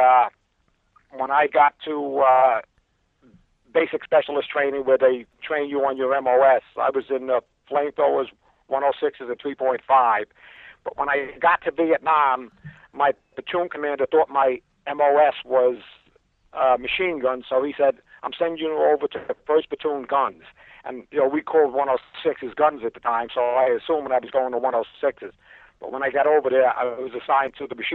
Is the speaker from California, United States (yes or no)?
no; New York City, New York, United States; I was originally from Brooklyn. That's where I grew up